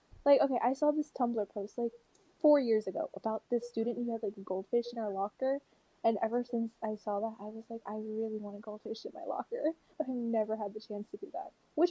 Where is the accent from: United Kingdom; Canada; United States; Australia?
United Kingdom; Like, I'm British